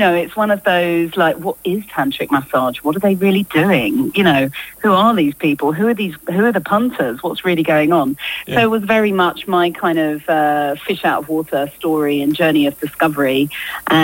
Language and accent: English; Rayleigh, East of England, United Kingdom; I grew up in Rayleigh